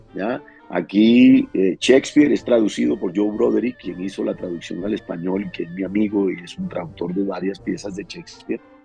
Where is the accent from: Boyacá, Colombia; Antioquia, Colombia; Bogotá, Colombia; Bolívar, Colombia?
Bolívar, Colombia; Cartagena; yo soy de Cartagena.